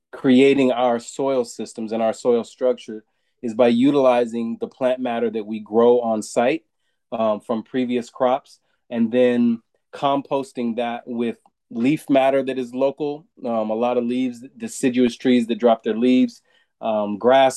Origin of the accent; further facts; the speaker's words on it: Southern California, United States; moved away; I'm from Southern California originally